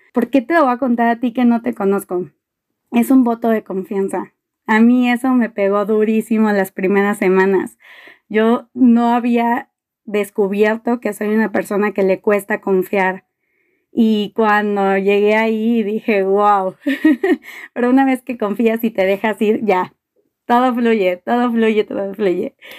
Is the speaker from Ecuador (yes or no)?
no; Mexico City, Mexico; soy de la Ciudad de México